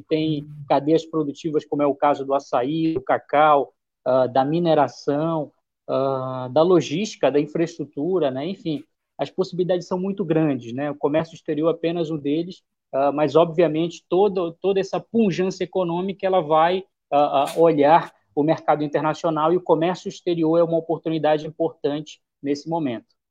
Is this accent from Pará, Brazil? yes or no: yes; Belém, Pará, Brazil; also born or lived in Marabá; onde eu nasci, né, de Belém, da região metropolitana